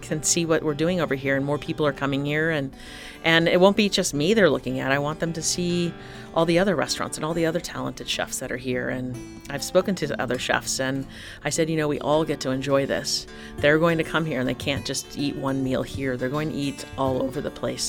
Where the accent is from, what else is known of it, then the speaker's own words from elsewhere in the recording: Tucson, Arizona, United States; I came from Tucson